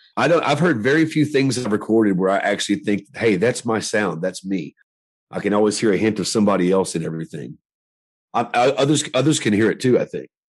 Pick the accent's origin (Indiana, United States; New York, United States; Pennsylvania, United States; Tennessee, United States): Tennessee, United States; Nashville; I was born and raised in Nashville, Tennessee